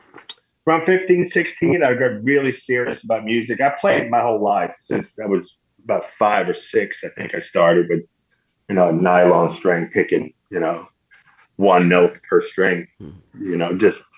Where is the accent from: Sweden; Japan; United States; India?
Sweden; moved away as an adult; I grew up in Sweden in a small town.